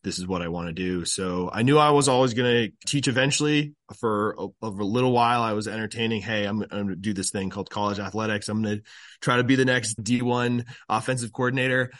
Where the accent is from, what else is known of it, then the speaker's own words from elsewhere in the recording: Burlington, Vermont, United States; moved away as an adult; now in Maryland, United States; growing up in Burlington